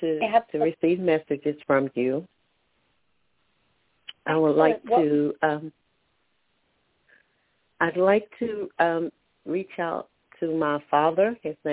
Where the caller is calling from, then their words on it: Alabama, United States; I'm calling from Alabama.